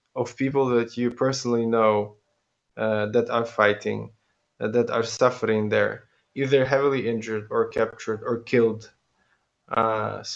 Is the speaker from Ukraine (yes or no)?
yes; Ukraine; coming back to my hometown and rejoining my family